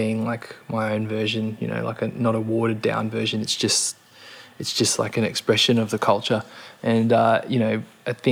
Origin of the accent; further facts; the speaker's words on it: Gold Coast, Queensland, Australia; growing up on the Gold Coast